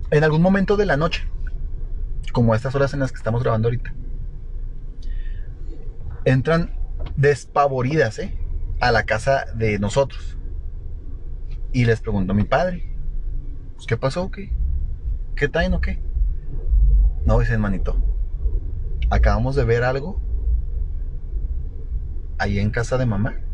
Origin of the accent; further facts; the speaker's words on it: Guadalajara, Jalisco, Mexico; moved away; Yo soy de Guadalajara, rey.